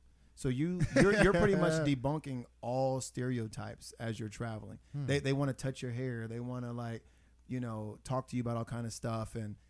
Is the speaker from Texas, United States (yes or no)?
yes; Texas, United States; where are you from? I said Texas.